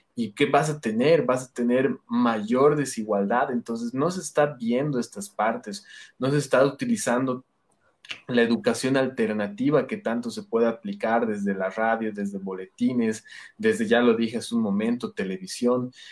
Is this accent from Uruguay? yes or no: no; Bolivia; nosotros como, como bolivianos